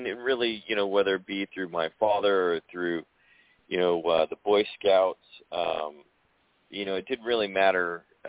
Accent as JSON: {"language": "English", "region": "Southern California", "country": "United States", "tie": "born or raised there", "said": "You know, I'm a native Californian, you know, born and raised in Southern California."}